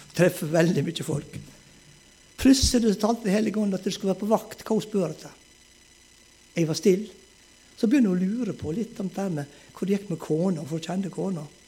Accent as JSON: {"language": "Norwegian", "town": "Moltu", "region": "Møre og Romsdal", "country": "Norway", "tie": "born or raised there", "also_born_or_lived": "Ulsteinvik", "moved": "yes", "said": "til Moltu, til heimbygda mi"}